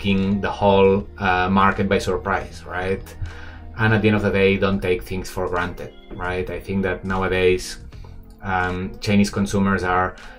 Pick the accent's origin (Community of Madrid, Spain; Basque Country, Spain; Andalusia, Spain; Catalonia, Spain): Catalonia, Spain; Barcelona; moved away as an adult; now in Shanghai, China